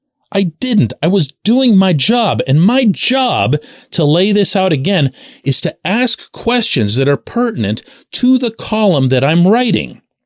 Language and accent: English; Pittsburgh, Pennsylvania, United States; I'm born and raised in Pittsburgh. I'm born and raised into the Pittsburgh media.